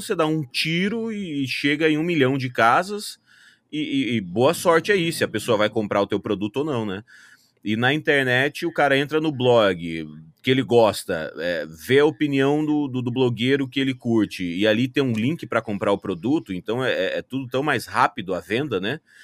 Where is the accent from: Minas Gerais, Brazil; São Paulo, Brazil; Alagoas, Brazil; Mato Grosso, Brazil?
Mato Grosso, Brazil; Cuiabá; moved away as an adult; also born or lived in Sinop, Brazil; now in California, United States; nascido e crescido em Cuiabá, no Mato Grosso